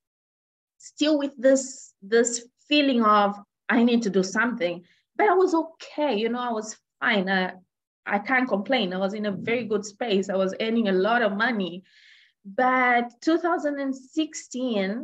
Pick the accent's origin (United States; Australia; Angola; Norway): Angola; moved away; also born or lived in Zambia; I was born in Angola. So in Africa, and my mom is Zambian